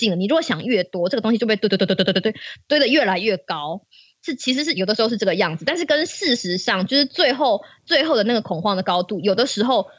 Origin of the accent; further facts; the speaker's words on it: Taiwan; 我们都是台湾人，我们从小到大，每每一次都被耳提面命的一件事情，就是中国要打过来了。